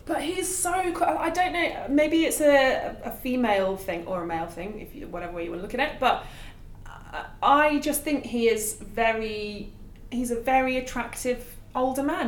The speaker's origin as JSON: {"language": "English", "town": "Nottingham", "region": "East Midlands", "country": "United Kingdom", "tie": "born or raised there", "said": "obviously I'm from Nottingham"}